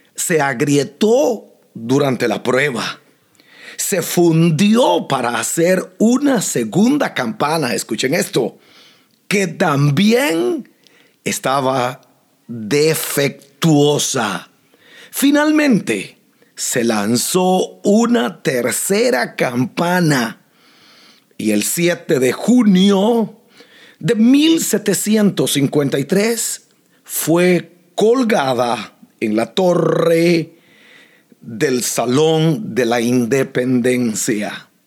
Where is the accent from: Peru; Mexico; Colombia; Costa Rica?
Costa Rica; now in United States; nací en Costa Rica, pero esta se ha convertido en mi nación